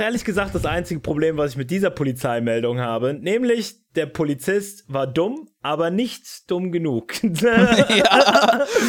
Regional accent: Brandenburg, Germany; ich als Brandenburger

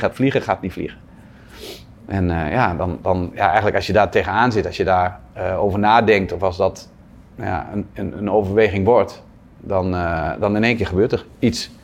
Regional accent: Zwolle, Overijssel, Netherlands; in Zwolle, waar ik vandaan kom

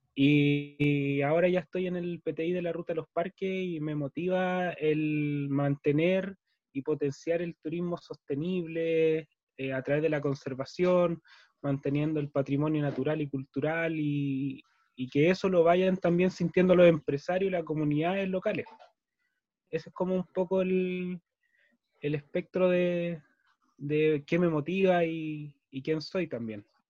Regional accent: Santiago, Santiago Metropolitan Region, Chile; moved away as an adult; now in Futaleufú, Chile; nací en Santiago, eh, desde chico conozco Futalufú porque mis padres tienen un camping acá

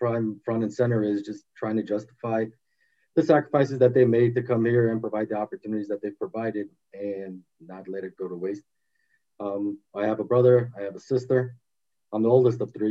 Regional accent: Los Angeles, California, United States; also born or lived in Armenia / Glendale, California / Boston, Massachusetts; I was six and a half when we came here. Grew up in the valley

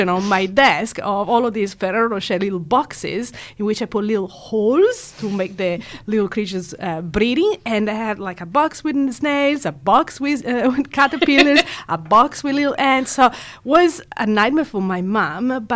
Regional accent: Italy; moved away as an adult; now in Perth, Australia; I was born and raised in Italy

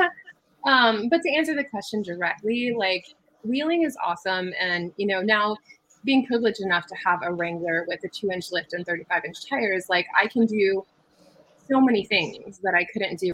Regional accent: California, United States; when I was a kid, we were going out to Glamis. I'm from California.

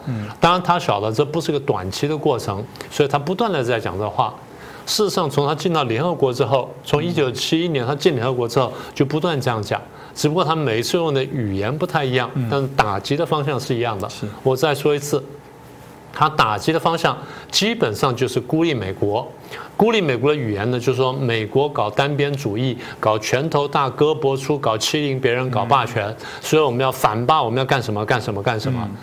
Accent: Taiwan; 我们台湾人

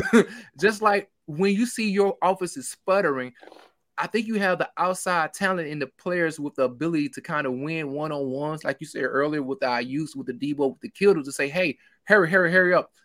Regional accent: Mississippi, United States; I'm country, I'm from Mississippi

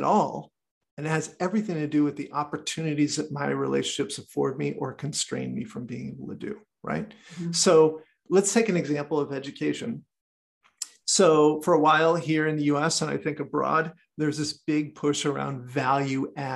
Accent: United States; I'm American

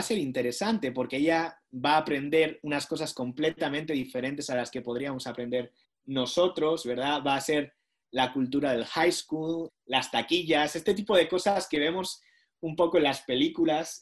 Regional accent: Basque Country, Spain; moved away as an adult; now in Washington, United States; yo soy del País Vasco, pero ellos no hablaban el idioma en el que yo fui instruido en la escuela

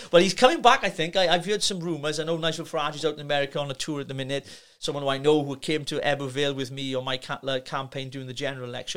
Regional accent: Llanelli, Wales, United Kingdom; troubled teenager growing up in Llanelli

